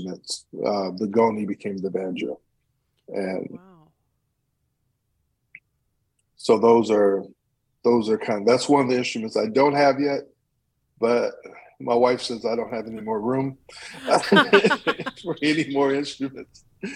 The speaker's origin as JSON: {"language": "English", "town": "Flint", "region": "Michigan", "country": "United States", "tie": "born or raised there", "moved": "as an adult", "lives_now": "Meridian, United States", "said": "I was born and raised in Flint, Michigan."}